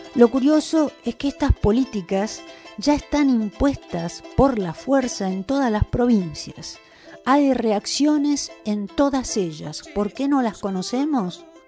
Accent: Salinas Grandes, Jujuy, Argentina; Yo vengo de Salinas Grandes y soy de la comunidad San José de Pozo Colado

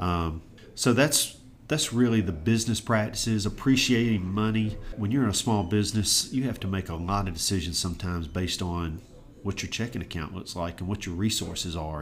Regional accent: Auburn, Alabama, United States; also born or lived in Savannah, Georgia; I was blessed with the opportunity to grow up in Auburn, really from 18 months till as I sit with you today

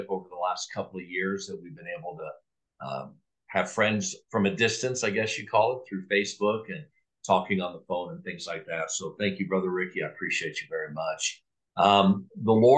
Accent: Napa, California, United States; moved away as an adult; also born or lived in Anderson, Indiana / Colorado; now in Longmont, United States; And I grew up in California from age 8 to age 18. And so I graduated from Napa High

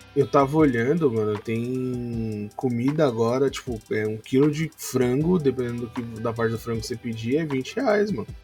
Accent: São Paulo, Brazil; a gente é de São Paulo, capital

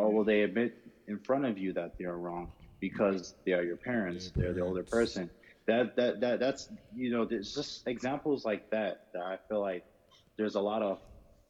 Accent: Nigeria; That's why, like, I love being Nigerian, but the culture is very flawed in a lot of ways.

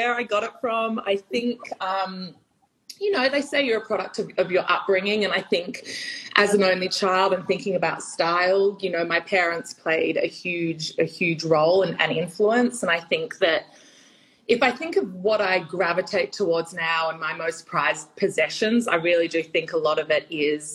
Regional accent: Sydney, New South Wales, Australia; I'm born and bred in Sydney, but my extended family is in Europe

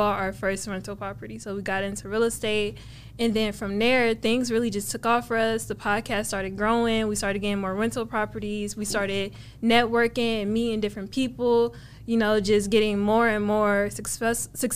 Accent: Cleveland, Ohio, United States; moved away as an adult; also born or lived in California; now in Dallas, United States; I'm from Cleveland, Ohio, born and raised. I lived there up until the age of 18

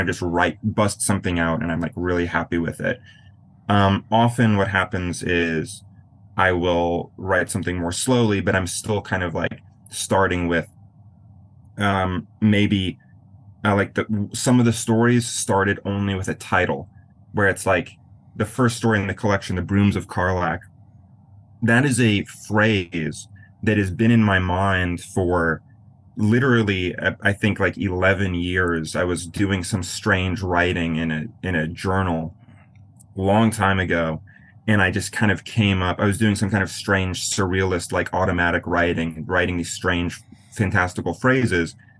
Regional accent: Black Hills, western South Dakota, United States; also born or lived in Florida / New Orleans / Maine; now in New York, United States; I grew up in a really really small town in western South Dakota in the Black Hills.

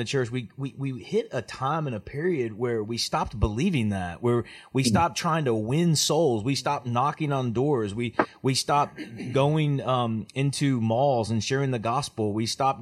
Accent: Oklahoma, United States; moved away; also born or lived in Memphis, Tennessee; I grew up in Oklahoma, but came from Memphis, Tennessee

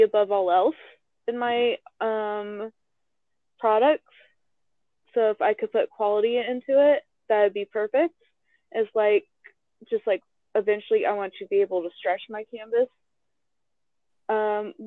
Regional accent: Las Vegas, Nevada, United States; I had just gotten back to my hometown, well, second hometown to me, Las Vegas

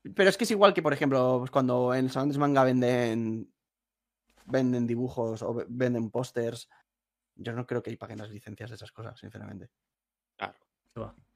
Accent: a town near Valencia, Valencian Community, Spain; yo no soy de Valencia ciudad, soy de un pueblo

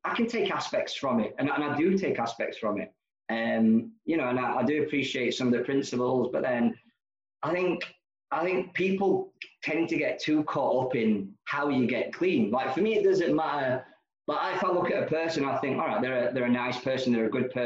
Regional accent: Nenagh, Munster, Ireland; also born or lived in London; now in Glasgow, United Kingdom; I was born in Ireland, a place called Nina, in County Tipperary

